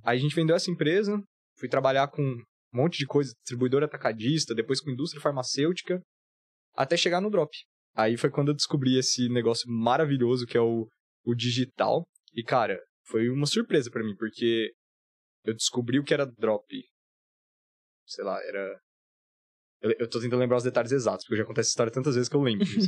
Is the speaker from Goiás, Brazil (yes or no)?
yes; Goiânia, Goiás, Brazil; moved away as an adult; also born or lived in Florianópolis; eu sou de Goiânia